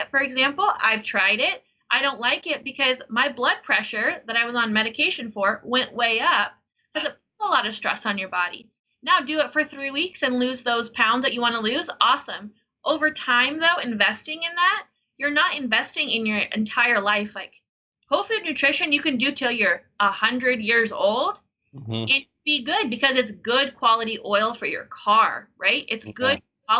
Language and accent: English; Denver, Colorado, United States; I was born in Denver, Colorado